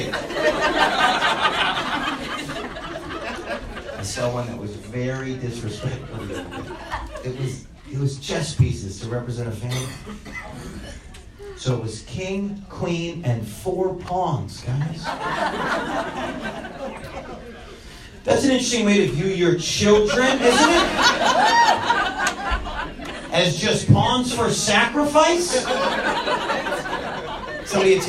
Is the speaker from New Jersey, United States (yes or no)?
no; New York, United States; moved away; I'm from New York